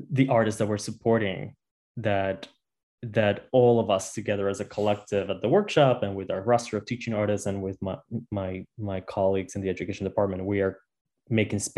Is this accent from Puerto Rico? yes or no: yes; Utuado, Puerto Rico; I grew up in a small town in the middle of Puerto Rico called Utuado. Um, and uh, I grew up with my grandparents. It's a rural town in the mountains, um, big in territory, small in population.